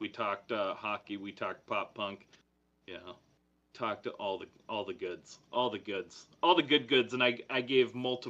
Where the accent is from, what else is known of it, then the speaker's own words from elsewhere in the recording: Minnesota, United States; accent: Minnesotan; I know I'm from Minnesota, but I don't know very much about hockey, like, at all. I enjoy hockey, you know, we do hockey here